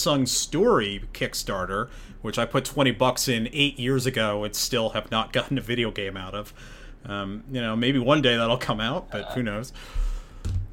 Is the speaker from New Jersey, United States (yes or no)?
yes; New Jersey, United States; I live like within 5 miles of where the Jets and Giants play